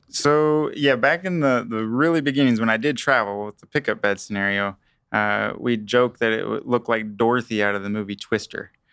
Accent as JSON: {"language": "English", "town": "Kingman", "region": "Kansas", "country": "United States", "tie": "born or raised there", "said": "I am from Kingman, Kansas"}